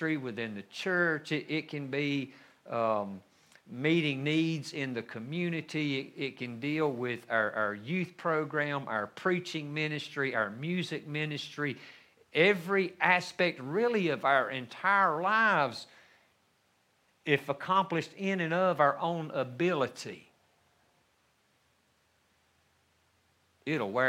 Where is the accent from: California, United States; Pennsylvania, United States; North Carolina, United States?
North Carolina, United States; we lived in the mountains of North Carolina, not my hometown, but even up higher on a mountain